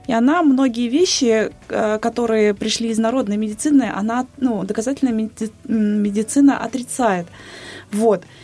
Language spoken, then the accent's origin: Russian; Bashkortostan, Russia; moved away as an adult; also born or lived in Moscow; я родилась в Башкортостане